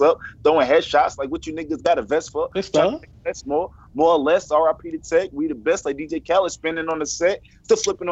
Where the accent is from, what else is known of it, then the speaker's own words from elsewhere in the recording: Hempstead, New York, United States; now in Johnston County, North Carolina, United States; I'm from Hempstead, but you know I'm down here in the country right now. Joco, Johnson County, North Carolina.